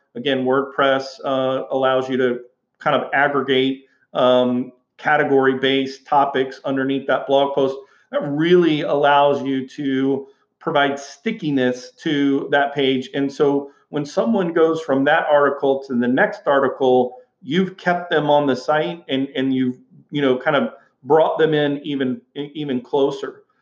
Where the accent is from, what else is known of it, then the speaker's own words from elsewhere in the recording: Houston, Texas, United States; moved away as an adult; I, I grew up in Houston, Texas, and and you know, went to high school, went to college uh, in in uh, Houston, Texas